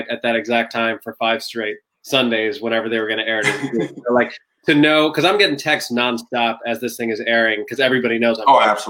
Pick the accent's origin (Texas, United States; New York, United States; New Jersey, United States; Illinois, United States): Illinois, United States; Aurora; I was born in Aurora, Illinois, uh, setting of Wayne's World.